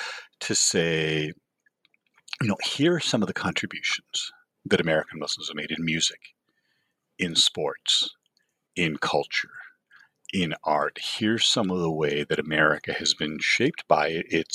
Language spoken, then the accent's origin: English; Toronto, Ontario, Canada; moved away as an adult; now in Los Angeles, United States; I grew up in Canada, did a PhD at the University of Toronto